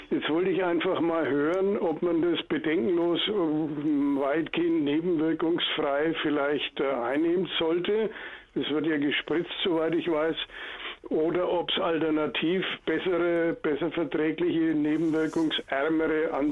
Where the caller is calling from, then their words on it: Nuremberg, Bavaria, Germany; Ich komme aus Nürnberg, bin knapp 74 Jahre alt